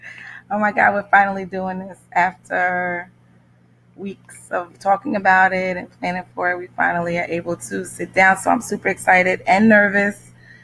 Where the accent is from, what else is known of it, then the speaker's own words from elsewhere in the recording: Amityville, New York, United States; I am from Amityville, New York, Long Island